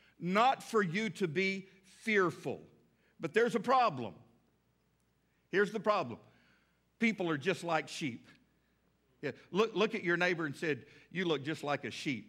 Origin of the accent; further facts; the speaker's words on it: the South, United States; We're from the South